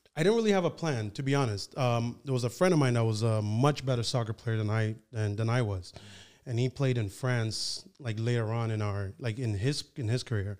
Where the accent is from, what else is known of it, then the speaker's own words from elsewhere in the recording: Nigeria; also born or lived in Ottawa, Canada; now in Toronto, Canada; I was born in Nigeria